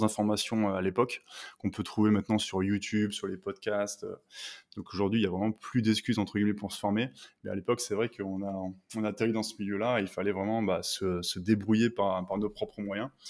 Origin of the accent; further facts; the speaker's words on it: Lille, Hauts-de-France, France; je suis originaire du nord de la France, donc le pays des ch'tis